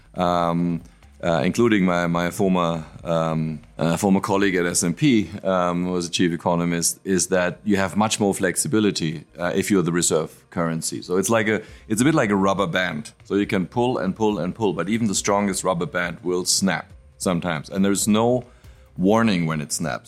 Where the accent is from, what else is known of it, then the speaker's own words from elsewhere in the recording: Frankfurt, Hesse, Germany; I'm from Frankfurt and and and and what we have is a local speciality which is apple wine.